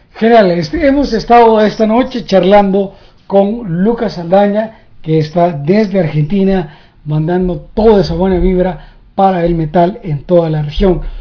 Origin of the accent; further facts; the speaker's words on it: El Salvador; now in United States; como un salvadoreño viviendo en Estados Unidos